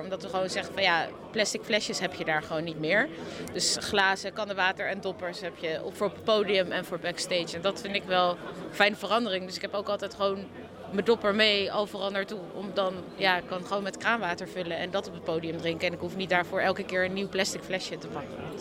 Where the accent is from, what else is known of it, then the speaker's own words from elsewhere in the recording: Haarlem, North Holland, Netherlands; ik kom natuurlijk uit Nederland, uit Haarlem kom ik